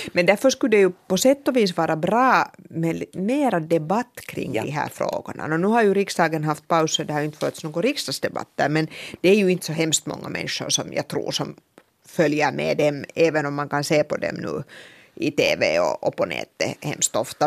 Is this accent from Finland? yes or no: yes; Finland; vi finlandssvenskar